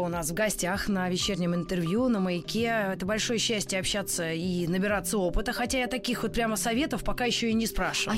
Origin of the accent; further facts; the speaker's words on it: Moscow, Russia; accent: Ukrainian; also born or lived in Donetsk; Родилась в Москве, родители москвичи.